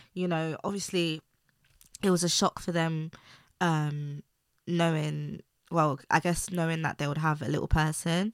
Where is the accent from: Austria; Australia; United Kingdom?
United Kingdom; London; I grew up in East London